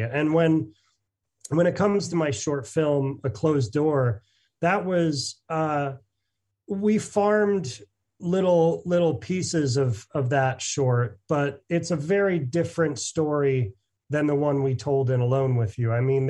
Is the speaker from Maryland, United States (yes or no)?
no; Cooperstown, New York, United States; But so I grew up around Cooperstown